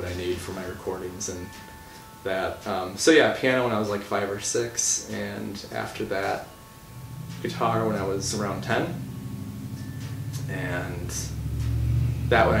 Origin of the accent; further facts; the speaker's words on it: La Crosse, Wisconsin, United States; moved away; I'm from La Crosse originally.